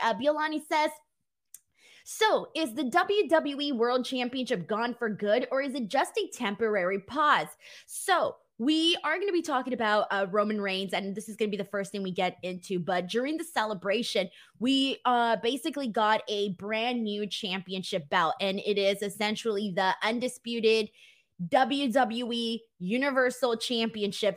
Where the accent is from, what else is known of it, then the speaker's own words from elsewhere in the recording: California, United States; As a Californian